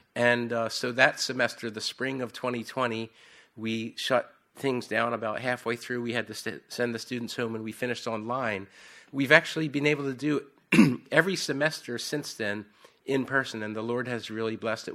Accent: United States; accent: Philadelphia or South Jersey; moved away as an adult; now in York, United Kingdom; I have this, I don't know whether it's a Philadelphia or South Jersey accent

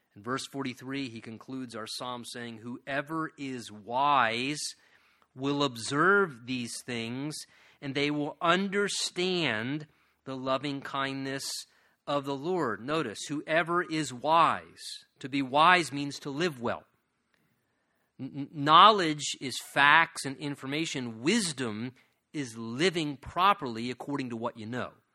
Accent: United States

